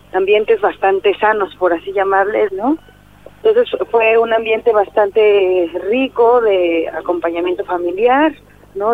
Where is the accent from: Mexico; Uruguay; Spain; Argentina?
Mexico; Oaxaca de Juárez, Oaxaca; also born or lived in Sierra Sur, Oaxaca; soy de Oaxaca de Juárez y mi familia es originaria de la Sierra Sur. Yo crecí en un espacio comunitario